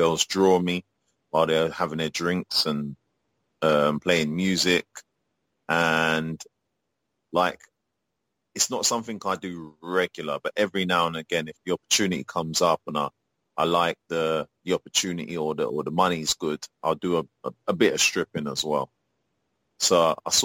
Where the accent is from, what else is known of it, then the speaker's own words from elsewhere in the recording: England, United Kingdom; born and brought up in England